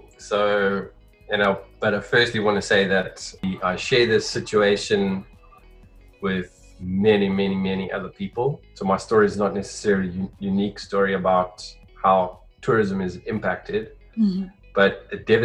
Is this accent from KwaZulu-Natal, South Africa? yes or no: no; Johannesburg, Gauteng, South Africa; now in Cape Town, South Africa; I'm originally from Johannesburg, currently living in Cape Town.